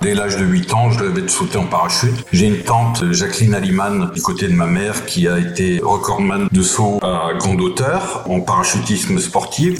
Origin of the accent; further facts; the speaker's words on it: Mirecourt, Grand Est, France; also born or lived in Épinal; now in Brittany, France; Je suis né à Épinal, effectivement, dans les Vosges